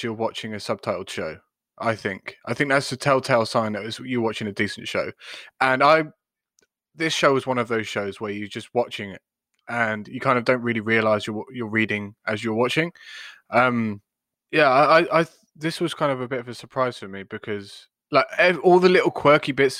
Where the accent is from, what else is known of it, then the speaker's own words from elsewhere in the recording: England, United Kingdom; as an Englishman